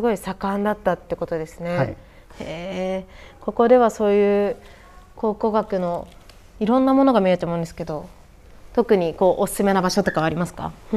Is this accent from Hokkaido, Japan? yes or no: yes; Biratori, Hokkaido, Japan; 私はビラ取りで生まれ育ってて